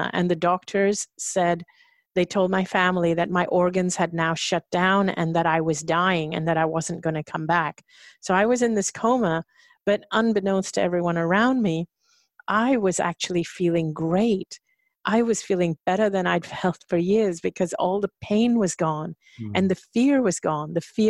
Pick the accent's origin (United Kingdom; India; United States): India; I think it was part of my upbringing, my conditioning as an Indian woman, that, you know, and if you're kind of brought up to serve other people and be subservient.